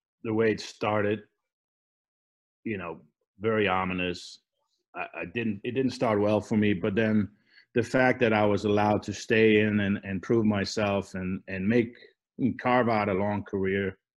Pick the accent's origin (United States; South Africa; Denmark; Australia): Denmark; moved away; I'm from Denmark. We both probably have accents.